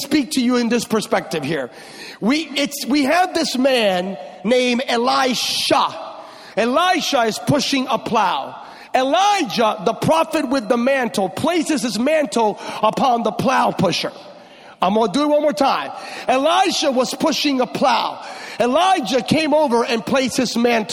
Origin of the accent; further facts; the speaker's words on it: California, United States; I come from California, y'all Texas. I'm from California